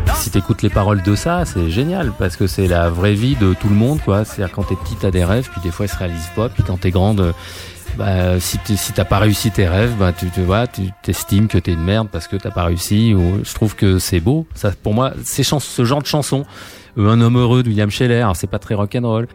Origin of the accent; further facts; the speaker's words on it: France; je suis français